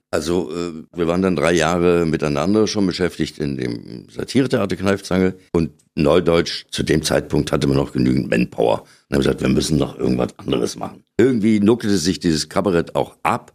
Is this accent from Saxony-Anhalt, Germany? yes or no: yes; Bernburg, Saxony-Anhalt, Germany; in Bernburg, in meiner Geburtsstadt. Und dort habe ich so meine ersten Schritte gemacht